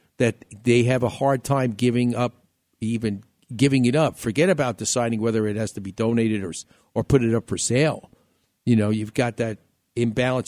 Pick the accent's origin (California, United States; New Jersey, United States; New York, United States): New York, United States; moved away; growing up in New York.